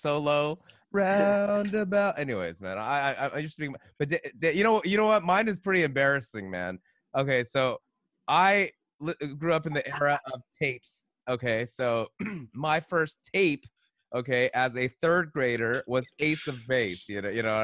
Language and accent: English; California, United States; I'm from California